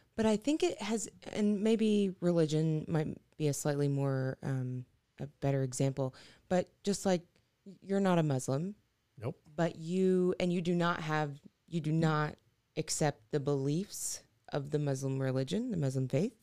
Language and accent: English; Arkansas, United States; moved away; my hometown in Arkansas